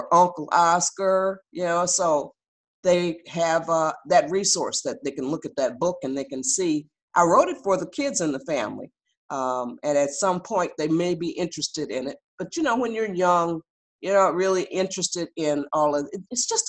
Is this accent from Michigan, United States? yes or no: yes; Detroit, Michigan, United States; born there; I'm the oldest of seven. I was born in Detroit, Michigan.